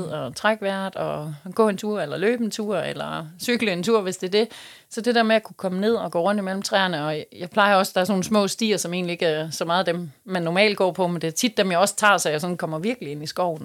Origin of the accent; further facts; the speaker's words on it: West Funen, Southern Denmark, Denmark; now in Odense, Denmark; jeg er fra Fyn. Jeg er ja. ude fra Vestfyn af oprindeligt